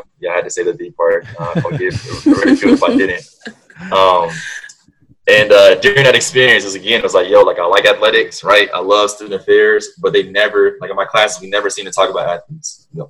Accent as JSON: {"language": "English", "town": "Cincinnati", "region": "Ohio", "country": "United States", "tie": "born or raised there", "moved": "as an adult", "said": "So I grew up in Cincinnati, Ohio. I went to public school through junior high, then transitioned to an all-male private Catholic high school in Cincinnati. As it may sound, it was also very white. So I was one of 10 black graduates in my class of 374"}